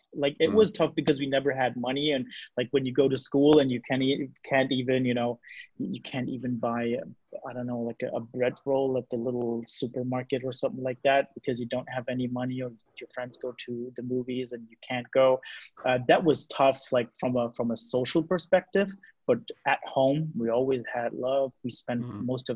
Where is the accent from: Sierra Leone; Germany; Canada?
Germany; I'm 34 years old. I'm from Germany